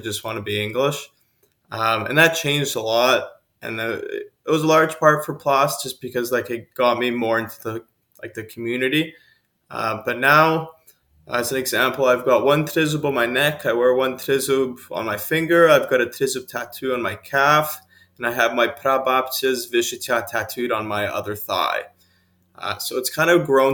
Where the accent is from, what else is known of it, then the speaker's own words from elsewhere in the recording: Canada; I'm Ukrainian before I'm Canadian